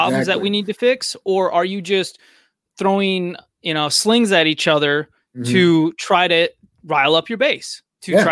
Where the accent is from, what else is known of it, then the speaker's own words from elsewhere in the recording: United States; also born or lived in Missouri; growing up in America